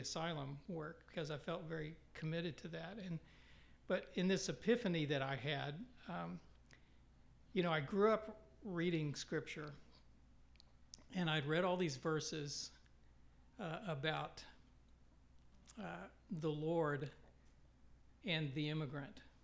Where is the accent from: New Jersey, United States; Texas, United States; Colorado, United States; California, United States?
Texas, United States; West; moved away as an adult; also born or lived in New York; now in Kansas City, United States; I grew up in West Texas and grew up in church